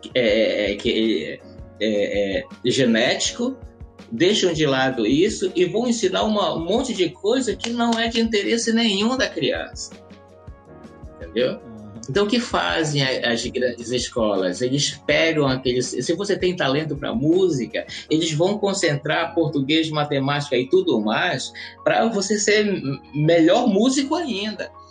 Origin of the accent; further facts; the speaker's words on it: Alenquer, Pará, Brazil; moved away as an adult; now in Florianópolis, Brazil; Eu sou natural da cidade de Alenquer, no estado do Pará